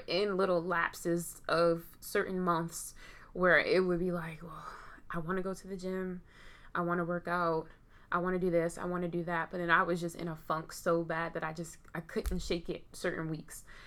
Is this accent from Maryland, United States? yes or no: yes; Baltimore, Maryland, United States; I am from Baltimore.